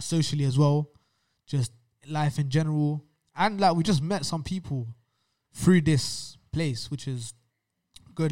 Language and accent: English; London, United Kingdom; growing up in London